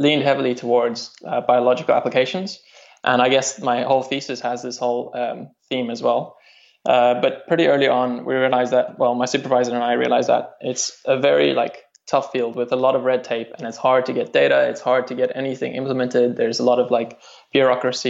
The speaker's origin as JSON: {"language": "English", "country": "South Africa", "moved": "as an adult", "lives_now": "Cambridge, United Kingdom", "said": "I'm South African, and I studied at Stellenbosch University over there"}